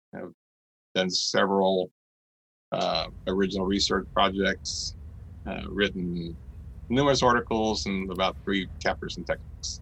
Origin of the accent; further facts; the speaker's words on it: Gulf Coast, north part of Galveston County, Texas, United States; also born or lived in Beaumont, Texas; I grew up on the Gulf Coast and north part of Galveston County